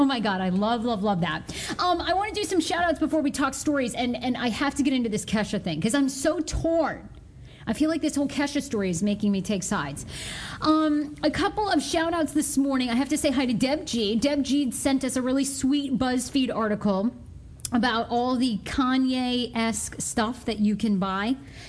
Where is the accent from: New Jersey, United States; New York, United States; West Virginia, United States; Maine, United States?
Maine, United States; Well, you know, growing up in Maine, because my mom, we'll get her on this podcast in the next couple weeks again, too.